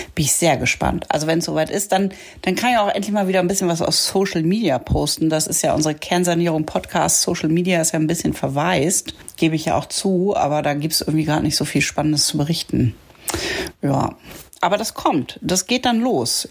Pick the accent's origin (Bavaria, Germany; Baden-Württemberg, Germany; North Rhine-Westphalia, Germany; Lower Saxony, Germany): Lower Saxony, Germany; Achim; moved away as an adult; also born or lived in Bremen / Munich / Düsseldorf / Berlin; now in Lötz, Germany; aufgewachsen bin ich ja in Achim bei Bremen